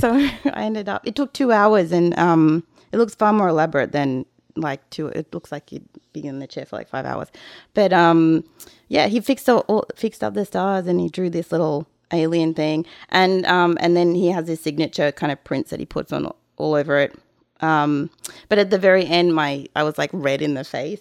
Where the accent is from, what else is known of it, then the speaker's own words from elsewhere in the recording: Australia; moved away; I'm too Australian